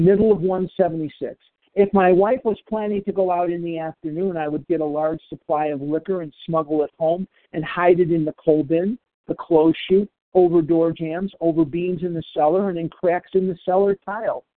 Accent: Chicago, Illinois, United States; I'm born and raised in Chicago. There's Lake Michigan going through my veins.

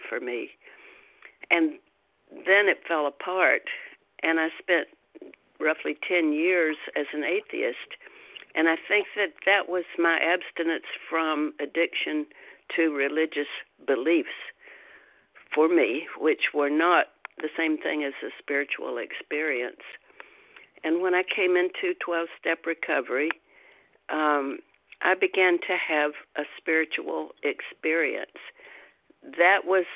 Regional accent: Deep South, United States; I grew up in the Deep South, which used to be referred to as the Bible Belt

